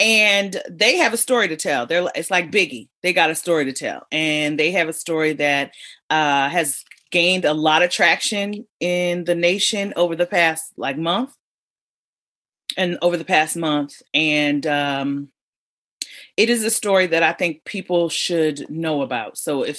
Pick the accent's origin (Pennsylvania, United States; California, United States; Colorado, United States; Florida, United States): California, United States; Los Angeles; I grew up in L.A.